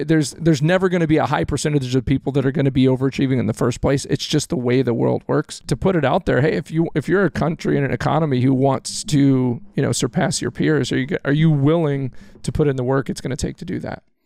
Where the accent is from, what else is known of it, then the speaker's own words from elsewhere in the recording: Texas, United States; moved away; I'm a Cowboys fan. I grew up in Texas